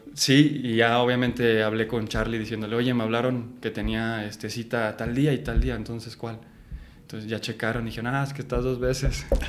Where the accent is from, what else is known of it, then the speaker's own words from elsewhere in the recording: Guadalajara, Jalisco, Mexico; moved away as an adult; now in Mexico City, Mexico; Yo nací y crecí en Guadalajara, Jalisco